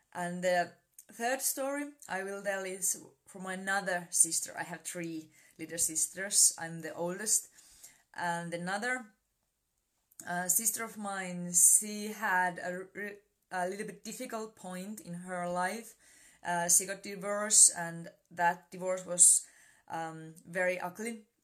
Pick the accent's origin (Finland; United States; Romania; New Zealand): Finland; I'm from Finland